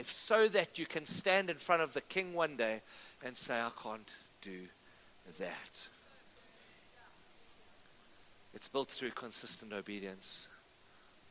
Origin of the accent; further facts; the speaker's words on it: Cape Town, Western Cape, South Africa; I grew up in Cape Town